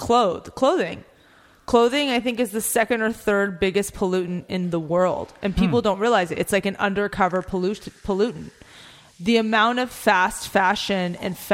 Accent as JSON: {"language": "English", "country": "United States", "tie": "born or raised there", "said": "I'm born and raised in America"}